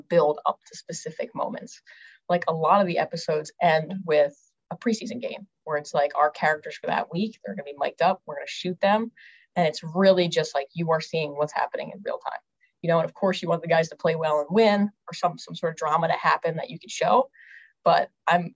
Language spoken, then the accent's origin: English; outside Philadelphia, Pennsylvania, United States; I grew up right outside of Philly